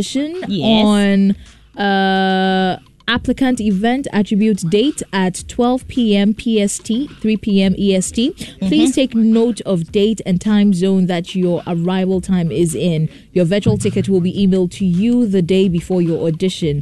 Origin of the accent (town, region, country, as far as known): Ghana